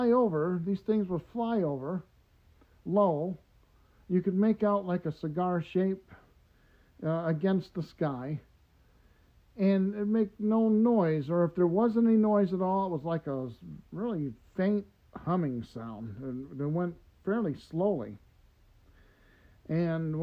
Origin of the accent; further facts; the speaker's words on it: Detroit, Michigan, United States; growing up in Detroit